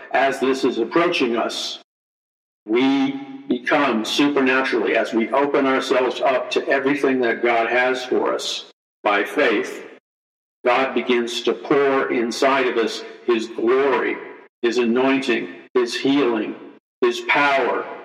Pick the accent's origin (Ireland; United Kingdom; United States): United States; we as American Christians